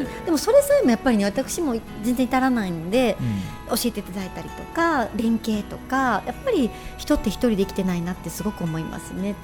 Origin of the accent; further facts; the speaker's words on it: Japan; also born or lived in Shiga Prefecture / Kyoto; 海の遠い町で育っている